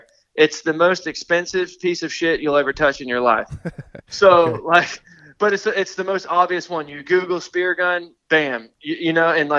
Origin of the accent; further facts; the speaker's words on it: Yankeetown, Florida, United States; I'm from the Gulf Coast of Florida. I grew up in a place called, like, near Yankeetown